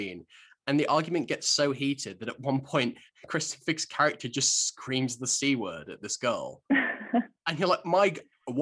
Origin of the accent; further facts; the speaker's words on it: Shropshire, West Midlands, United Kingdom; growing up in Shropshire